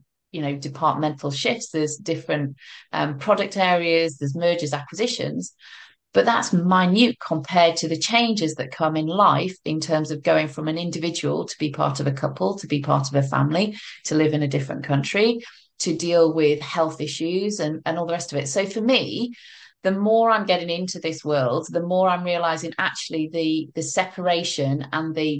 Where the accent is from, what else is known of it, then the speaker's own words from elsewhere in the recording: United Kingdom; moved away as an adult; now in France; my background is I'm British